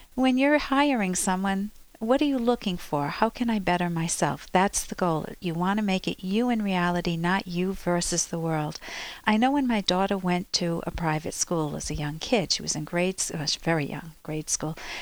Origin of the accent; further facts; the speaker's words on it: Cranston, Rhode Island, United States; shop on Oakland Avenue, where I grew up in Cranston